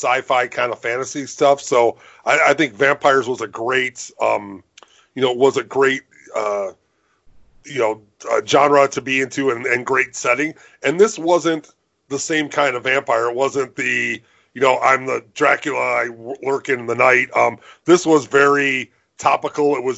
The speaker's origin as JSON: {"language": "English", "town": "Chicago", "region": "Illinois", "country": "United States", "tie": "born or raised there", "said": "I grew up here in Chicago"}